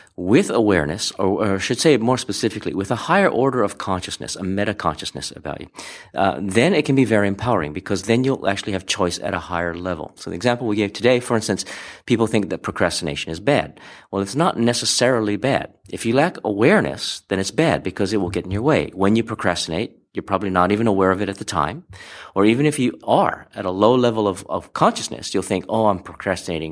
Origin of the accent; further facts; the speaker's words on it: Hawaii, United States; growing up in Hawaii